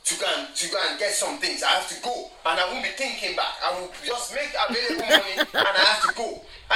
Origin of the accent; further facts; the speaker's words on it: Nigeria; moved away; I'm from Nigeria.